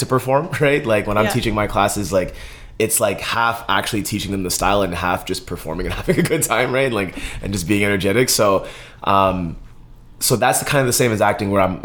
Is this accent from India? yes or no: no; Montreal, Quebec, Canada; now in Winnipeg, Canada; I'm originally from Montreal, Quebec, born and raised in Montreal, bilingual.